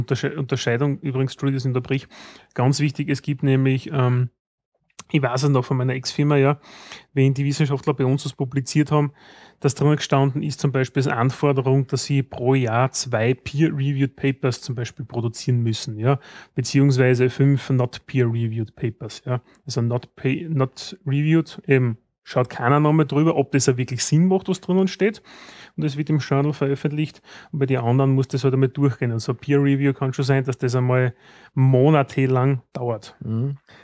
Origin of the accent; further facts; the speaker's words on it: Austria; bei uns in Österreich